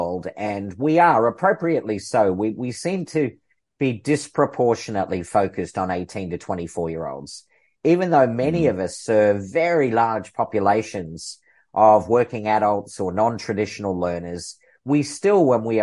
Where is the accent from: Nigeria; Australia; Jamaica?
Australia; Melbourne, Victoria; moved away; also born or lived in Seattle / United Kingdom; after 30 years away from my hometown here in Melbourne, Australia, I got to come back